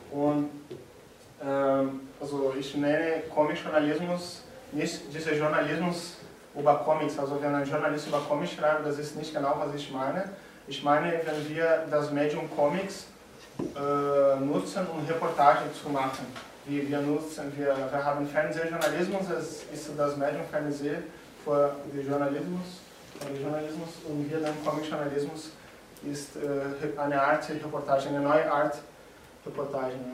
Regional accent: Brazil; German is a second language; Also ich komme aus Brasilien, wenn, äh, wenn Sie etwas nicht so gut verstehen können, dann sagen Sie mir bitte Bescheid, ich versuche anders zu sagen.

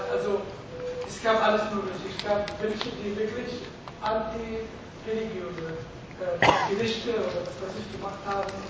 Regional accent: Palestine; German is a second language; now in Germany; ich komme aus Palästina

